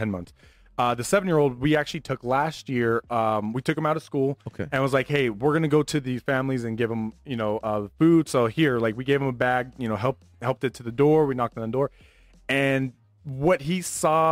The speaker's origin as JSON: {"language": "English", "town": "Las Vegas", "region": "Nevada", "country": "United States", "tie": "born or raised there", "said": "me growing up in Vegas"}